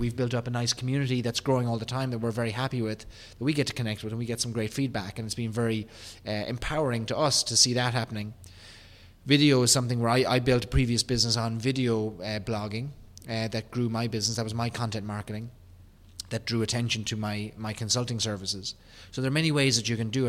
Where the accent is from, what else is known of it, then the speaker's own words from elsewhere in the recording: Ireland; accent: Irish; my Irish accent